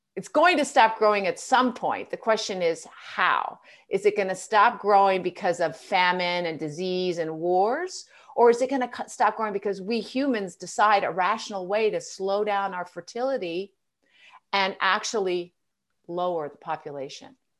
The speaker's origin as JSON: {"language": "English", "country": "United States", "said": "I, as an American"}